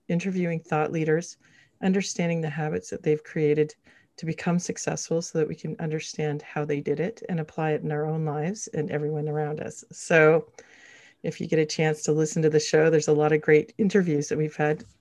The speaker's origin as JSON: {"language": "English", "country": "Canada", "lives_now": "Toronto, Canada", "said": "We are Canadian"}